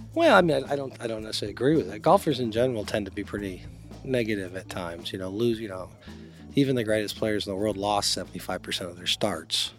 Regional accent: Long Beach, California, United States; I grew up in Long Beach

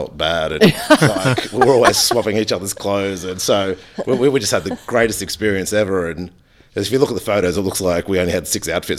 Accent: Australia; moved away as an adult; now in United States; I was basically working in Australia in my hometown.

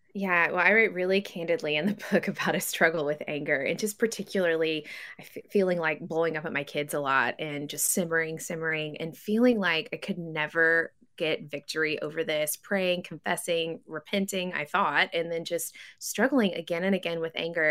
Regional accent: West Tennessee, United States; now in Missouri, United States; I grew up in West Tennessee

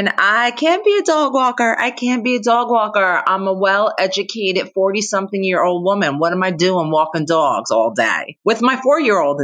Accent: New Jersey, United States; I'm from New Jersey.

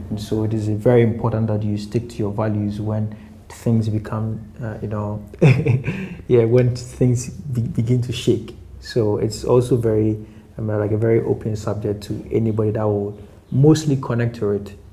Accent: Accra, Greater Accra, Ghana; also born or lived in eastern Ghana; I was born and raised in Accra.

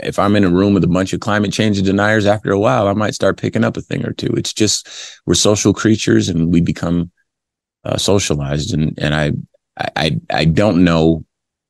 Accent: Compton, California, United States; I'm from Compton, California. And for those familiar with the LAPD in the 80s when I was growing up

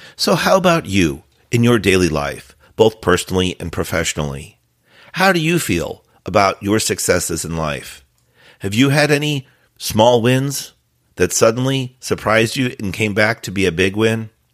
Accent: Florida, United States; my home state, Florida

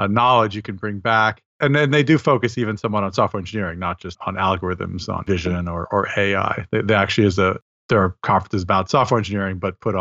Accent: Montreal, Quebec, Canada; moved away; in Montreal this year, which is my hometown.

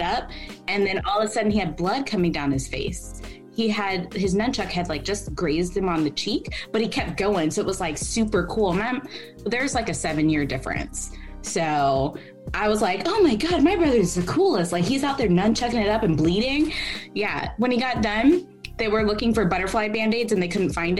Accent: Kennesaw, Georgia, United States; I was born and raised here in Georgia. So, and I grew up in the Kennesaw area

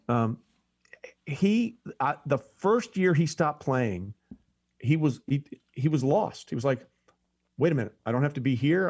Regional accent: Greenwich, Connecticut, United States; also born or lived in New York City / Los Angeles / Hong Kong; I grew up in a little town called Greenwich, Connecticut, which was right outside New York City

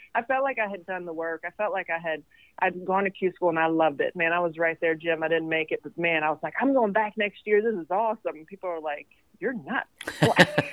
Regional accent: Sweden; also born or lived in Tennessee; now in Kentucky, United States; I'm from Sweden, so I don't have any family outside of his family here

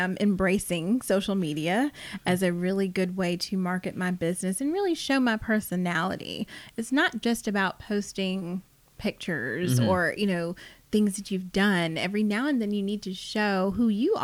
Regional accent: South Carolina, United States; now in Atlanta, United States; I am based in Atlanta. I'm from South Carolina originally

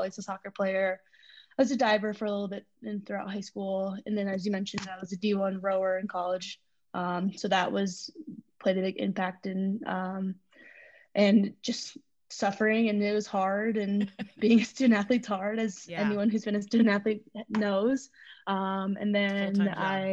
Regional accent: Denver, Colorado, United States; also born or lived in China; I was born in China. I was adopted when I was four. So I was in orphanage for the first 4 years. And my mom was a single mom who was a badass. She adopted me when I was four, moved to Denver. So I kind of grew up here

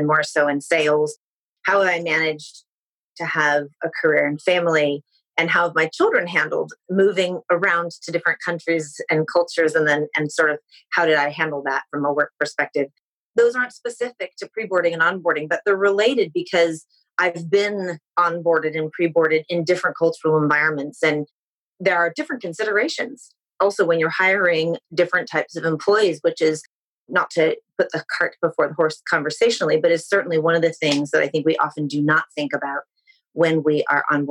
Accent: California, United States; moved away as an adult; now in United Kingdom; I come from California

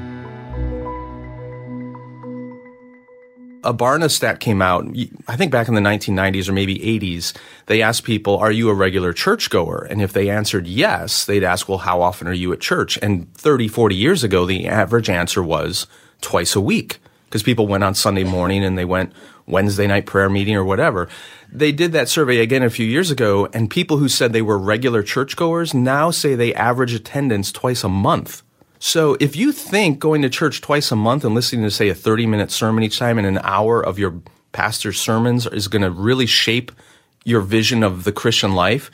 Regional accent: United States; being an American

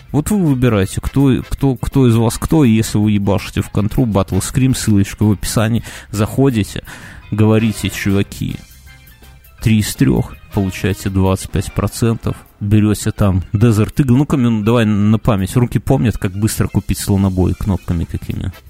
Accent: Belarus

